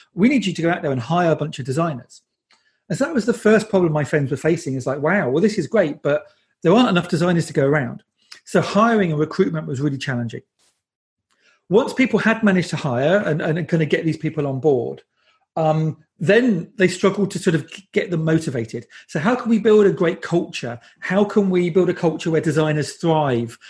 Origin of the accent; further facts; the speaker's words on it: United Kingdom; I'm British